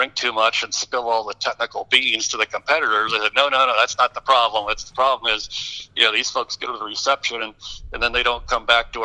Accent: Detroit, Michigan, United States; moved away; I grew up in the Detroit area

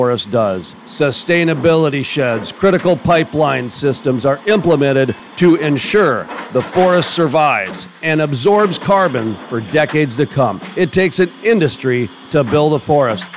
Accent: Dakota and Minnesota, United States; accent: covered O; I try to hide my covered O as much as I can, being from Dakota and Minnesota.

